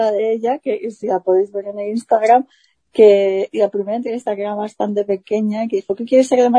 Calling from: Valencian Community, Spain; Pues estoy como al norte de Valencia, más o menos, como de valenciana al este de España

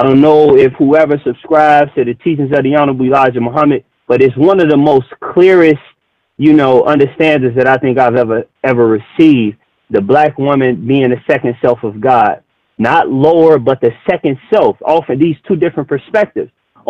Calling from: Chicago, Illinois, United States; I'm out of Chicago with it.

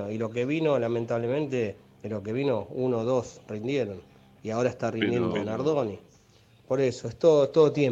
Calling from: Buenos Aires, Argentina; de Parque Chacabuco.

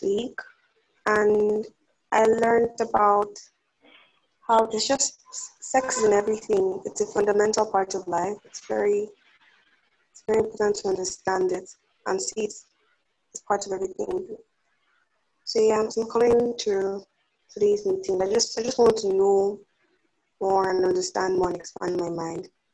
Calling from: Lagos, Nigeria; I'm calling from Lagos, Nigeria

